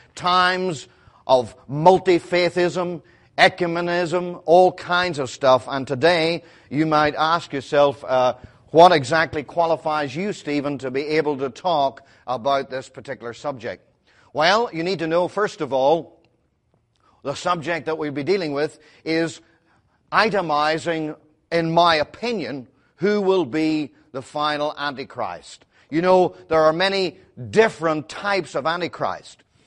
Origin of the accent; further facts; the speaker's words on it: Belfast, Northern Ireland, United Kingdom; I'm from Belfast